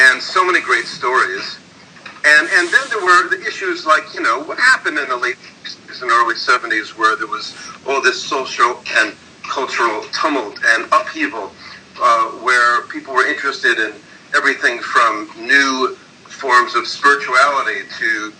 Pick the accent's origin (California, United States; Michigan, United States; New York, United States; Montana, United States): New York, United States; New York City; I grew up in Brooklyn, and I was born not too far from where Bill was born. I grew up in, grew up in Bedford-Stuyvesant